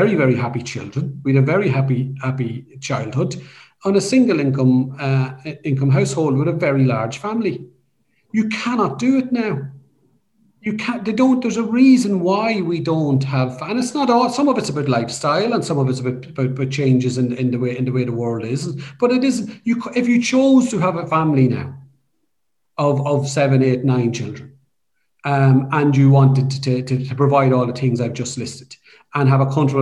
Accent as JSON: {"language": "English", "town": "Dundalk", "region": "Leinster", "country": "Ireland", "tie": "born or raised there", "said": "I grew up in Dundalk in the 1970s and 80s. I grew up in a council estate."}